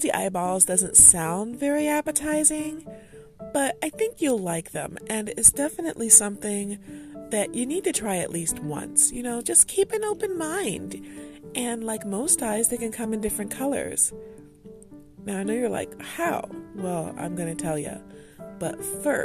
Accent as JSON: {"language": "English", "country": "United States", "said": "I'm an American."}